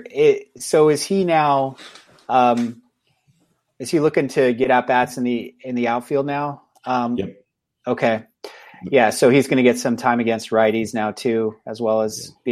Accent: England, United Kingdom; I think I'm doing the math right, but I'm I'm a I'm an English guy, so I don't know.

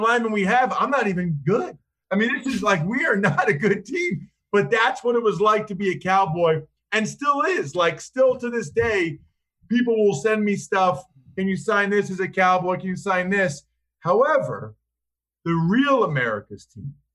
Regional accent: outside of Philly, Pennsylvania, United States; I grew up outside of Philly as an Eagles fan.

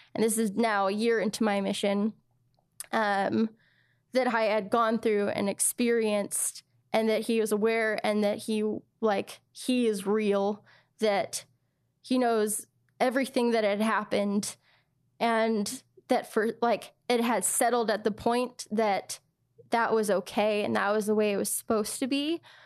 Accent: United States; I was from the States

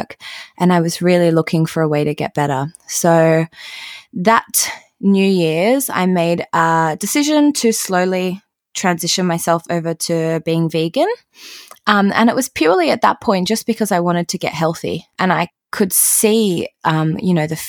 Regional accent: Australia; growing up in Australia

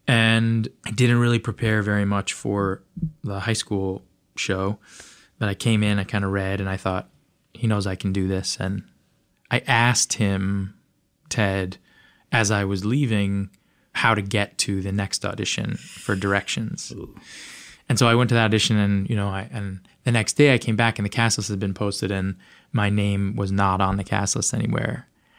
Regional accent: Los Angeles, California, United States; I grew up in Los Angeles

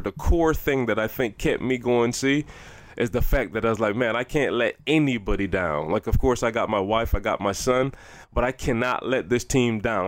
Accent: Barbados; I'm growing up in Barbados and our culture is, like, for real

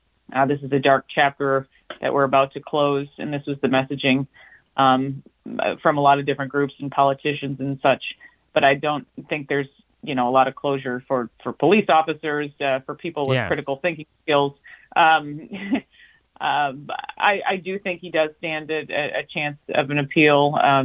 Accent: United States

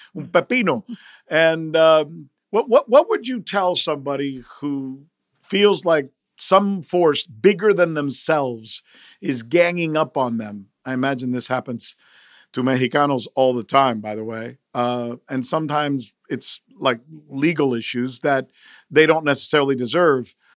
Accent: United States; English is a second language; I'm some Latino dude growing up in the United States

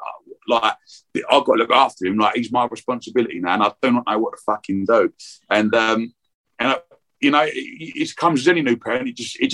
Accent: Romford, London, United Kingdom; moved away as an adult; now in Brentwood, United Kingdom; we're from Romford, we've moved a little bit.

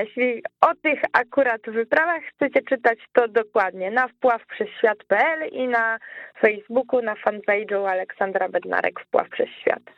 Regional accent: Łódź, Łódź Voivodeship, Poland; ja jestem z Łodzi

